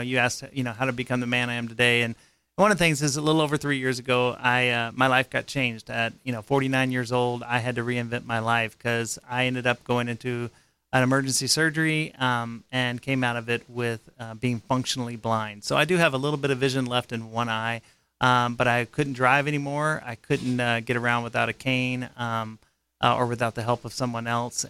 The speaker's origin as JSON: {"language": "English", "town": "Dripping Springs", "region": "Texas", "country": "United States", "tie": "born or raised there", "also_born_or_lived": "South Carolina / Austin, Texas", "said": "I was born in South Carolina, and at 6 months old, my family moved to Texas."}